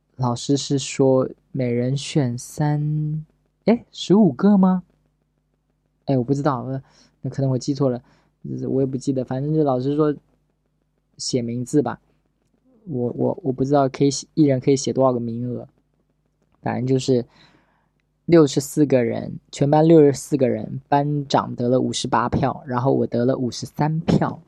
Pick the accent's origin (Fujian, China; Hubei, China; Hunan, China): Fujian, China; Pingtan; 我是一个福建人，我原来在平潭